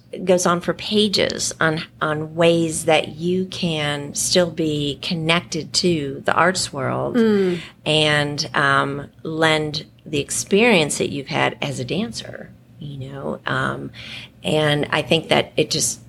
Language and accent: English; New England, United States; moved away as an adult; now in Richardson, United States; I grew up in New England